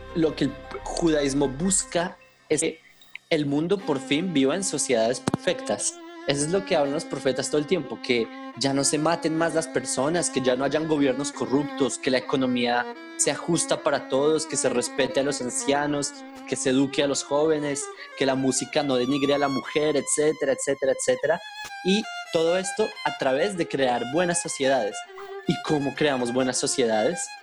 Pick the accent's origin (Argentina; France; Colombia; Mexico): Colombia; accent: Colombian; now in Israel; yo nací en Colombia